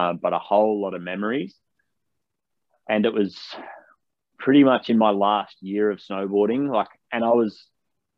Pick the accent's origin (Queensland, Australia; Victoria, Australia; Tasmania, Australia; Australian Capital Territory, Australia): Australian Capital Territory, Australia; Canberra; also born or lived in Batemans Bay, New South Wales; born and bred in Canberra, the Australian capital. It's always been home to me.